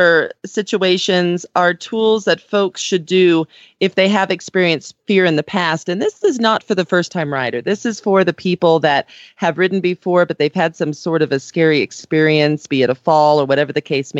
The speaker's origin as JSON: {"language": "English", "region": "California", "country": "United States", "tie": "born or raised there", "moved": "as an adult", "lives_now": "Aurora, Colorado, United States", "said": "when I grew up in California"}